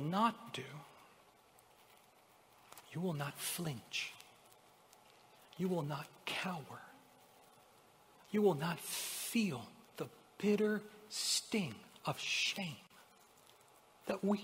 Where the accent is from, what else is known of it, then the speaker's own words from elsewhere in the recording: Honduras; moved away as an adult; now in United States; I'm from Honduras. Most of you know I wasn't born here in America. I immigrated here almost 20 years ago. I was 18 at the time